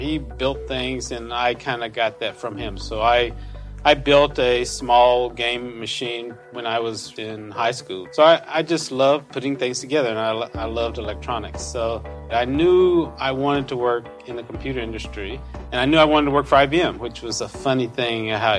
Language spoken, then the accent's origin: English; Tennessee, United States; I grew up in Tennessee. Went to the University of Tennessee